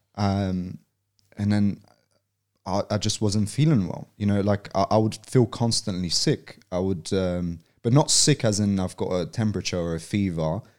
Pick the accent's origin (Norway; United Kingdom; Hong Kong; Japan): United Kingdom; London; moved away as an adult; also born or lived in Poland; now in Australia; I was born and raised in Poland until I was eight. And then, um, my family moved over to England, to London. Um, and then I grew up in South London